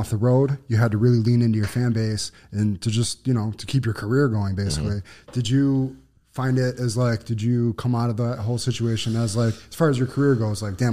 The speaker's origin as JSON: {"language": "English", "town": "Buffalo", "region": "New York", "country": "United States", "said": "I'm from Buffalo"}